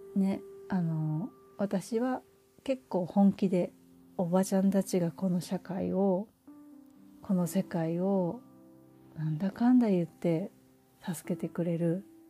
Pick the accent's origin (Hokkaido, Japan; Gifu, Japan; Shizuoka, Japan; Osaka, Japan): Osaka, Japan; moved away as an adult; その実家っていうのは私が本当に生まれた時から、大人になって結婚するまで、まあ、間ちょっと留学とかは行ってたりするんですが、住んでいたお家